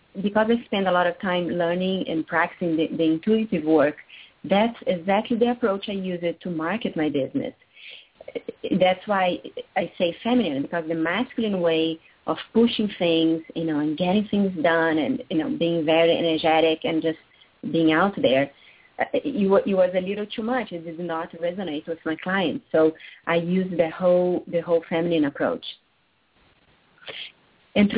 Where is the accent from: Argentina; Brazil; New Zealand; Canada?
Brazil; Rio de Janeiro; moved away as an adult; I was born and raised in Rio de Janeiro, Brazil.